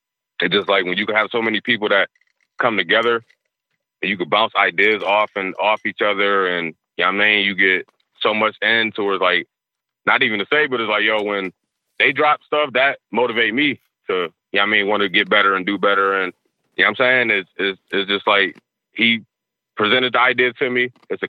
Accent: Niagara Falls, New York, United States; I knew Gasol just growing up in Niagara Falls, being in the projects, you know what I'm saying?

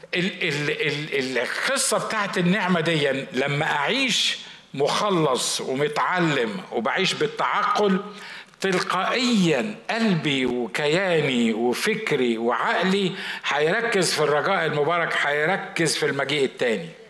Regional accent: Egypt; كنا في مستشفى عندنا في مصر

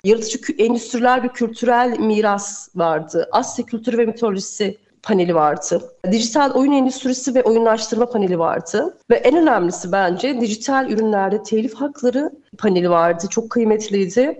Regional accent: Erzurum, Turkey; ben Erzurumluyum. Evet. Daha aslen işte Trabzon

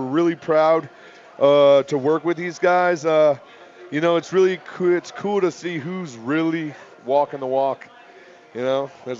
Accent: Iowa, United States; We're from Iowa. You want lies, we can tell them all night.

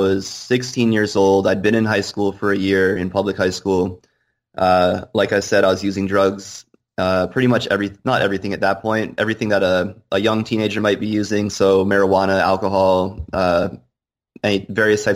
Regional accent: Bar Harbor, Maine, United States; I grew up in Bar Harbor, Maine

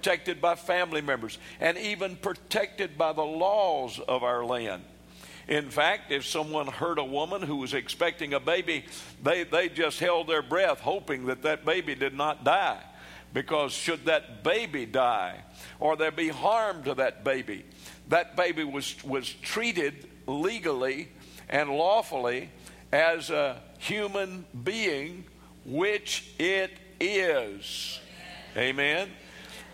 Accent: United States

